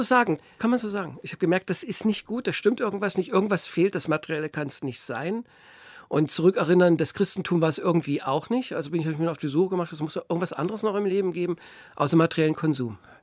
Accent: Gotha, Thuringia, Germany; Und dann haben sie uns in ein katholisches Kinderheim in Sundhausen gesteckt. Das ist ein Dorf bei Gotha, äh, was jetzt Gotha eingegliedert ist. Und da habe ich dann circa zwölf Jahre gelebt, also bis ich die zehnte Klasse abgeschlossen hatte.

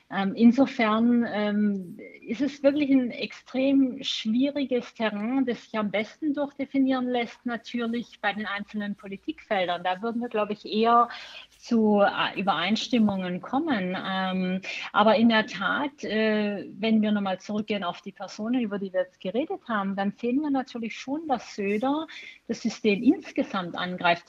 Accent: Baden-Württemberg, Germany; ich komme ja selber aus Baden-Württemberg

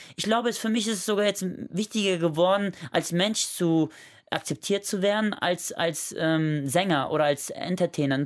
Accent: Germany; ich bin in Langfeld geboren

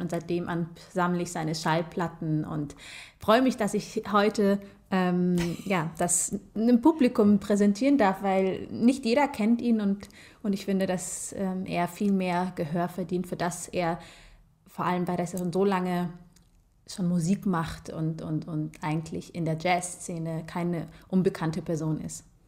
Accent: Germany; ich bin zwar in Deutschland geboren ähm, und ich fühle mich äh, mehr als deutsch

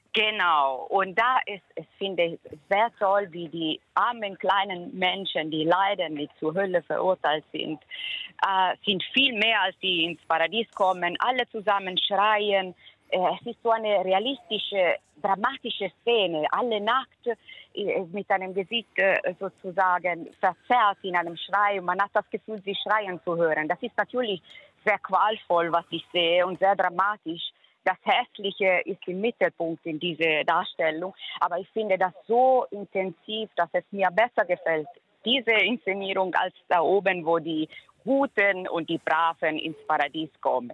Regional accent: Perugia, Umbria, Italy; now in Germany; Ich kenne die Stadt sehr gut seit meiner Kindheit. Ich stamme ja aus Umbrien, aus Perugia

